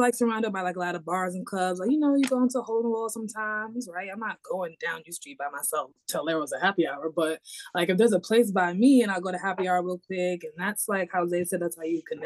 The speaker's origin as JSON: {"language": "English", "town": "New York City", "region": "New York", "country": "United States", "tie": "born or raised there", "moved": "yes", "lives_now": "Washington, D.C., United States", "said": "I grew up in New York, born and raised, and I partied a lot in Queens, where I'm from"}